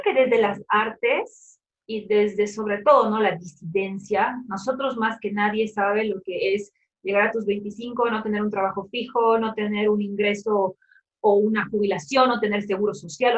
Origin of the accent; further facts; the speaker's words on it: Cochabamba, Bolivia; also born or lived in Córdoba, Argentina; yo soy de Cochabamba Cochabamba es el centro de Bolivia